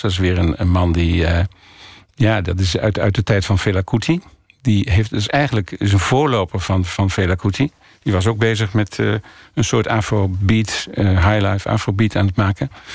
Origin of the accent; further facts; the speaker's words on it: Ommen, Overijssel, Netherlands; also born or lived in Africa; now in Borne, Netherlands; ik kom uit Ommen, dus ik wilde wel graag in die hoek van Nederland zitten, dus in Oost-Nederland.